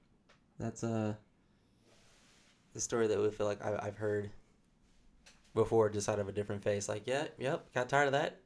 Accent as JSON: {"language": "English", "region": "Michigan", "country": "United States", "said": "I'm from Michigan."}